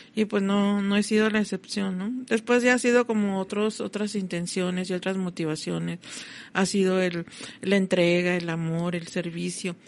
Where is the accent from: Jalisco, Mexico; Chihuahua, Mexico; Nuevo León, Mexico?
Chihuahua, Mexico; Ciudad Juárez; Yo sí soy mexicana, como que yo soy de Juárez